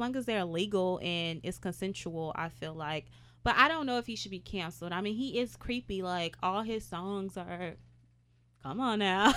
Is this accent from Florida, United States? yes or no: no; Houston, Texas, United States; I'm from Houston, Texas